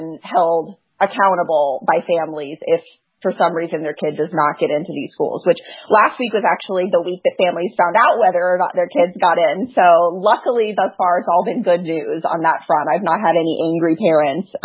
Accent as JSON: {"language": "English", "town": "Knoxville", "region": "Tennessee", "country": "United States", "tie": "born or raised there", "moved": "yes", "lives_now": "Chicago, United States", "said": "I grew up in Knoxville, Tennessee"}